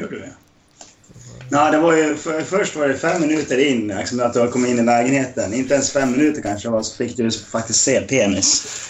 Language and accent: Swedish; Dalarna County, Sweden; jag är från Dalarna.